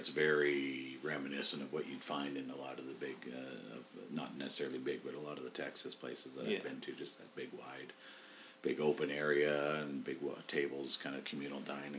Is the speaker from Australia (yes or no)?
no; Winnipeg, Manitoba, Canada; now in Calgary, Canada; And I grew up in Winnipeg.